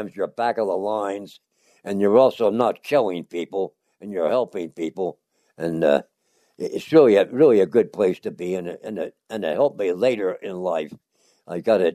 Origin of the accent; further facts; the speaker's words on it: Lansdowne, Pennsylvania, United States; also born or lived in Philadelphia; I was born in Philadelphia in 1921, and I grew up in a suburb called Lansdowne, PA